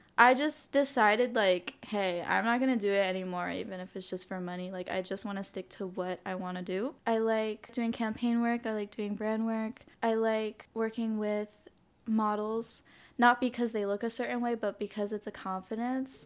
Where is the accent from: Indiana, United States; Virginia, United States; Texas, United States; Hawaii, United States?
Hawaii, United States; also born or lived in New Jersey; I was born here in Hawaii, And I semi spent elementary school in the mainland in New Jersey 'cause that's where my parents are from, but I came back when I was ten